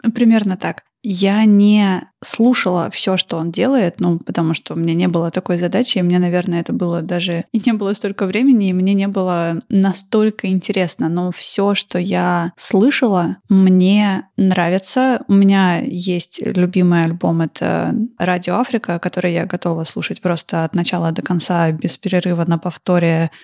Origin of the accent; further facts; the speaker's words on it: Saint Petersburg, Russia; я выросла в Петербурге